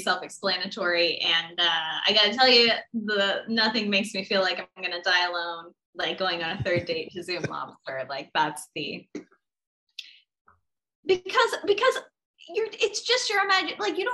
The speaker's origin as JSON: {"language": "English", "region": "Florida", "country": "United States", "tie": "born or raised there", "moved": "yes", "lives_now": "Los Angeles, United States", "said": "I grew up in Florida."}